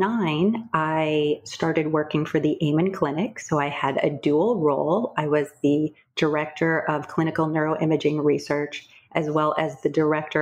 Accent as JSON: {"language": "English", "region": "Midwest", "country": "United States", "tie": "born or raised there", "also_born_or_lived": "Boston", "moved": "yes", "said": "I was a competitive equestrian growing up in the Midwest"}